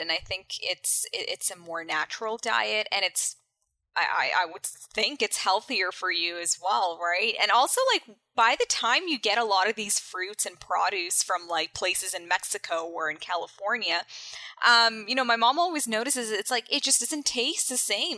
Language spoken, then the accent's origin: English; Canada; born and raised in Canada